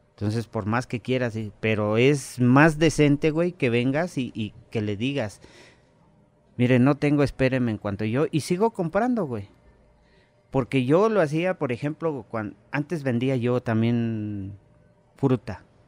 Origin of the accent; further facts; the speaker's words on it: Mexico; also born or lived in Xonacatlán, State of Mexico; como mexicano